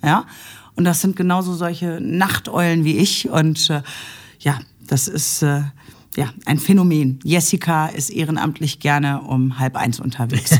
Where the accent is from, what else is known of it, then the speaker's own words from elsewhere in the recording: Nuremberg, Bavaria, Germany; now in Essen, Germany; ich durfte ja einen großen Teil meiner Kindheit in Nürnberg verbringen